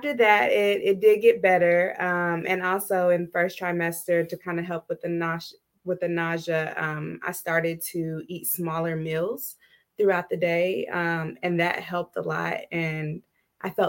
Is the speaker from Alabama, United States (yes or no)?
no; Texas, United States; moved away as an adult; now in Ohio, United States; I am originally from Texas, moved to Ohio in 2014